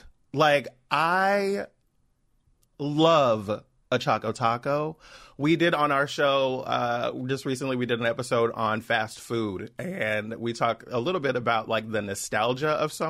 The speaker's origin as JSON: {"language": "English", "area": "Los Angeles", "region": "California", "country": "United States", "tie": "born or raised there", "said": "I grew up here in Los Angeles"}